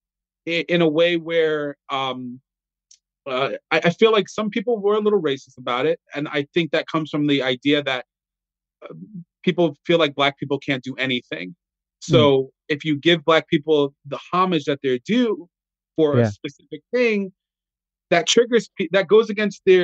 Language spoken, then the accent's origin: English; Puerto Rico; now in South Carolina, United States; I'm Puerto Rican